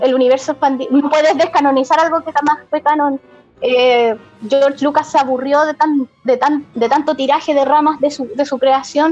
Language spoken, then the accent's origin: Spanish; Iquique, Tarapacá, Chile; aunque yo soy de Iquique, ¿cachai? Estoy lejos de allá de Santiago